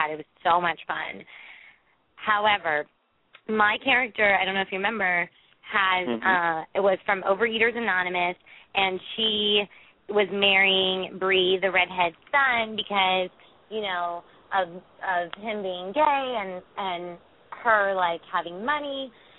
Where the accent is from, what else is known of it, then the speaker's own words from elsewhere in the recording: New York City, New York, United States; moved away; I'm from the ghetto in New York. Like, I'm from Inwood